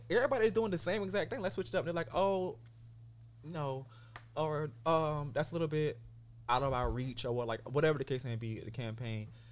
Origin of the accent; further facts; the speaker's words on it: Sumter, South Carolina, United States; also born or lived in San Diego, California; now in Los Angeles, United States; I'm born and raised in Sumter, South Carolina, and I currently reside in Los Angeles, California